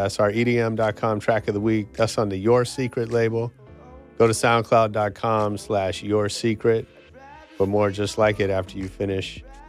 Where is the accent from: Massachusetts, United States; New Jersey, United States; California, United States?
Massachusetts, United States; Boston; I'm from Boston, and we'd drive up to New Hampshire in the summer sometimes